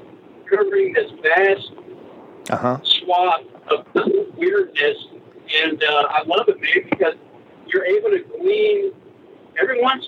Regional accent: North Texas, United States; born or raised there; also born or lived in Ponca City, Oklahoma

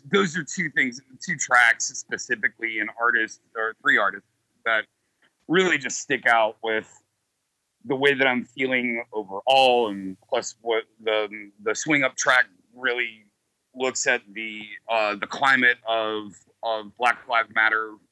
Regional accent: New Orleans, Louisiana, United States; moved away as an adult; also born or lived in Warsaw, Missouri; I'm from New Orleans.

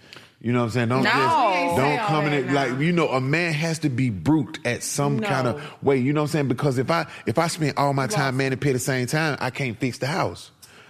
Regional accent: Atlanta, Georgia, United States; I'm from Bankhead Court.

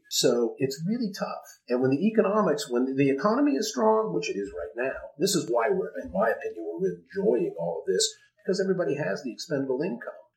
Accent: Dayton, Ohio, United States; born or raised there; moved away

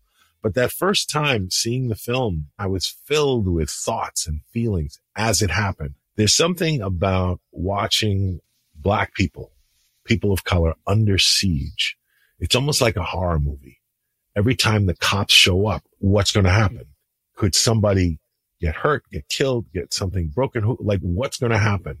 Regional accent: New York City, New York, United States; growing up in Queens

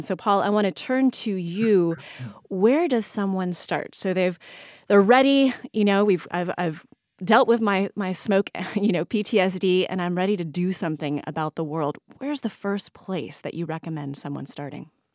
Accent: United States; I'm actually from Lake Tahoe

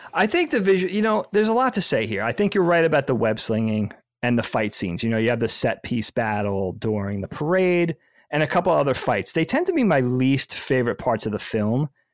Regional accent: United States; we are American

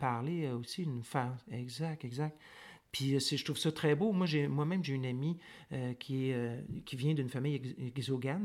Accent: Montreal, Quebec, Canada; moved away as an adult; now in Nunavut, Canada; je suis né à Montréal, je suis né sur l'île de Montréal, mais ça fait une éternité que j'ai pas vécu à Montréal

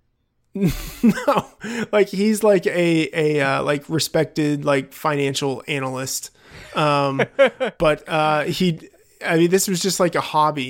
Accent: Texas, United States; I grew up in Texas

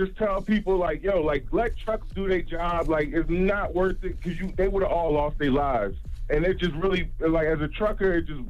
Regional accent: Philadelphia, Pennsylvania, United States; now in South Carolina, United States; I'm a trucker. I'm from Philly, but right now I'm in the 803.

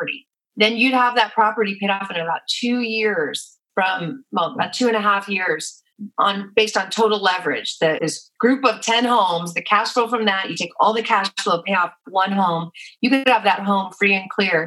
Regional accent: San Francisco Bay Area, California, United States; I'm from the San Francisco Bay Area

